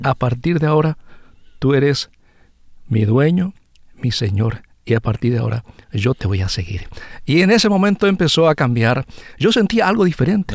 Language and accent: Spanish; Concepción, Paraguay; now in Winnipeg, Canada; soy de Paraguay, específicamente del departamento de Concepción, que es el primer departamento de Paraguay y de ahí provengo, se llama una localidad Puerto Foncier, llama la localidad de donde yo nací